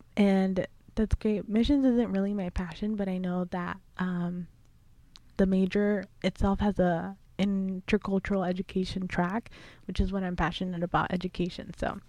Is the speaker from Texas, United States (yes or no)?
no; Huntington Beach, California, United States; I was born in Huntington Beach, California